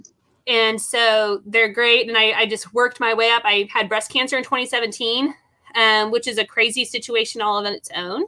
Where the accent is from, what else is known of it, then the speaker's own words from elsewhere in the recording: Texas, United States; moved away as an adult; now in Oklahoma, United States; I moved from Texas to Oklahoma, which I was born in Oklahoma, but I moved here back here when I was 18